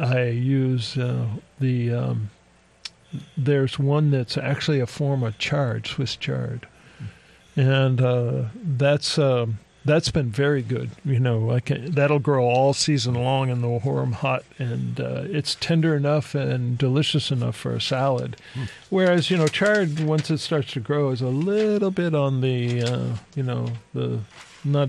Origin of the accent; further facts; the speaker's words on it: Ohio, United States; moved away; Where I grew up in Ohio, right on the border of Pennsylvania